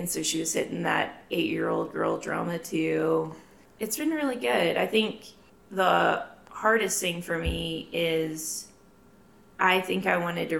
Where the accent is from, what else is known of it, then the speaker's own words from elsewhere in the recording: Memphis, Tennessee, United States; moved away as an adult; now in Lubbock, United States; I'm originally from Memphis, Tennessee, transplanted to Lubbock in 2015. So I've been here almost 7 years.